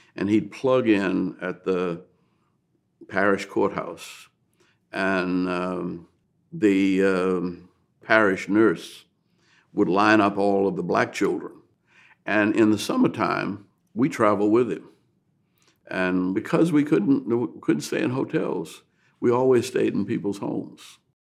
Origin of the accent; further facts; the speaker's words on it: New Orleans, Louisiana, United States; I grew up in New Orleans